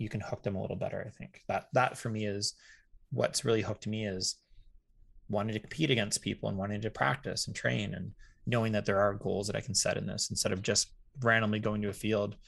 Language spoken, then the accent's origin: English; Canada; being Canadian